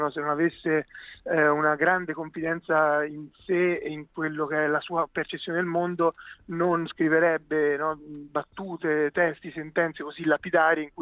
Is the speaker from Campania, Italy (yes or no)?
no; Pisa, Tuscany, Italy; now in Rome, Italy; fieramente pisano.